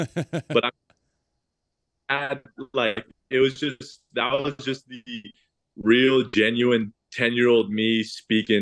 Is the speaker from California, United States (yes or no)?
yes; El Segundo, California, United States; I was born in El Segundo right here